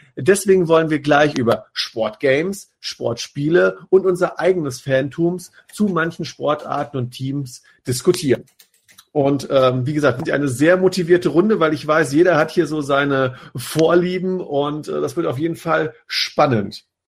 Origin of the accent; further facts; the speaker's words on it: Rhine-Main area, Germany; wir kommen ja alle hier aus dem Rhein-Main-Gebiet